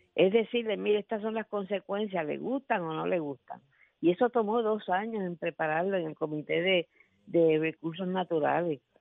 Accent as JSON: {"language": "Spanish", "country": "Puerto Rico", "said": "yo soy residente de Puerto Rico"}